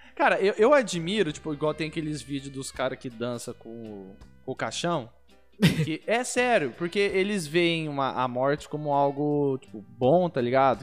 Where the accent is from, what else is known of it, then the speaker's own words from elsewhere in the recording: Barretos, São Paulo, Brazil; a gente é de Barretos